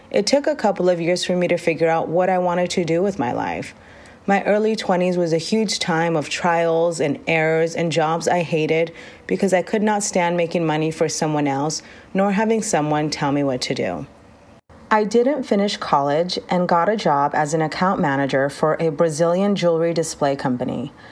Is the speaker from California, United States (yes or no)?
yes; Rosemead, California, United States; also born or lived in Los Angeles, California; I am the oldest of four and grew up in Rosemead, California